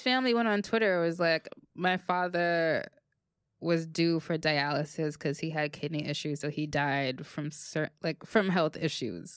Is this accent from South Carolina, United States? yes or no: no; New York City, New York, United States; I'm from the Bronx